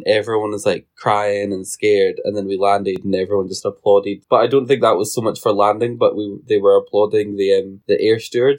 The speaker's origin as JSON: {"language": "English", "country": "United Kingdom", "said": "No, we're too British. We just like raise an eyebrow and go, we're late."}